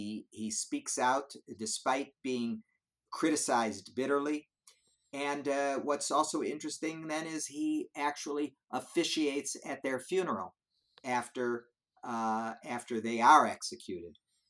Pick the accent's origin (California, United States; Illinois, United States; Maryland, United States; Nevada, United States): Illinois, United States; Evanston; moved away; also born or lived in Chicago / Indianapolis; my family comes from Chicago. I was born in Chicago. I raised in Evanston, Illinois.